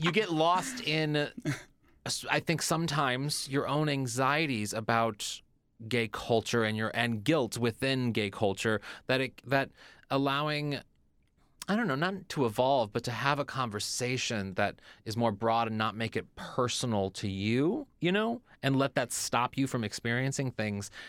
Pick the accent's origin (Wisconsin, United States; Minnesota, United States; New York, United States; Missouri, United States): Missouri, United States; moved away; I'm from Missouri originally